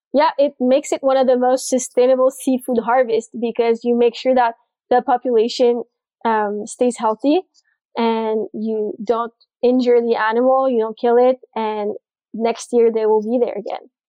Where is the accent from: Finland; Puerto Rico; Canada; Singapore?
Canada; Montreal, Quebec; moved away as an adult; now in Fort Lauderdale, United States; I'm from Montreal, Canada. So that's why I talk a little funny sometimes.